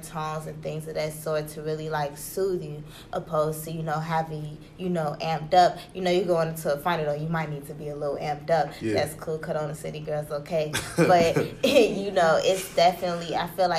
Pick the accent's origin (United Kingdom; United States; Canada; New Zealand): United States; Chicago, Illinois; I am from Chicago.